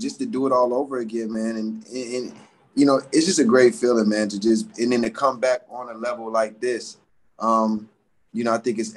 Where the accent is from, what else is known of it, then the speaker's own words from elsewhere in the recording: Atlanta, Georgia, United States; growing up in Atlanta